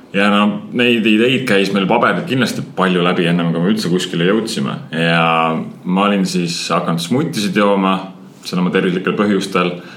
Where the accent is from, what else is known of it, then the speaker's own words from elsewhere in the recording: Saare County, Estonia; täiesti tavaline Saaremaa poiss. vanaema kasvatas mind ülesse